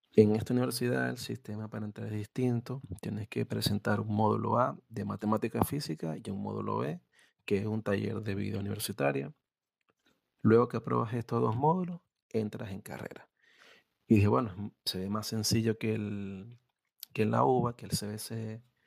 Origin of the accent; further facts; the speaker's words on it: Venezuela; moved away as an adult; now in Argentina; soy venezolano y emigré a Argentina dejé la universidad